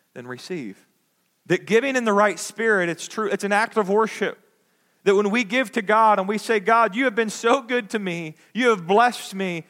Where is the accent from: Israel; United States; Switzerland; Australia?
United States; we as American Christians